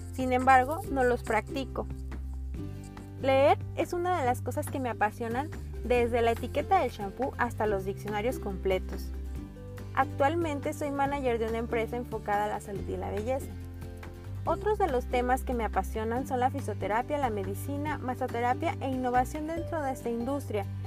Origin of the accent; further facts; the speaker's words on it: Guadalajara, Jalisco, Mexico; moved away as an adult; now in Puerto Vallarta, Mexico; Soy tapatía, aunque el destino me trajo a Puerto Vallarta ya hace más de 10 años